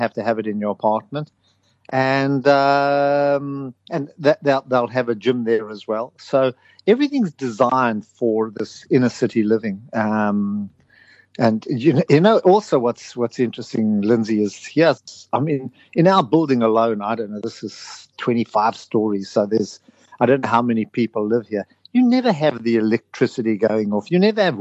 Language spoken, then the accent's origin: English; South Africa; now in United Kingdom; I come from South Africa.